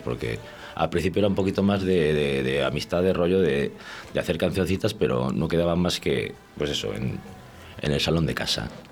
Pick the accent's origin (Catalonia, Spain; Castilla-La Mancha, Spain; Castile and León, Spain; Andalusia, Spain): Castile and León, Spain; Valladolid; moved away as an adult; now in Valencia de Don Juan, Spain; yo soy de Valladolid, soy, soy de aquí, de, además del barrio de las Delicias, y, hace ya, estuve viviendo aquí más de 25 años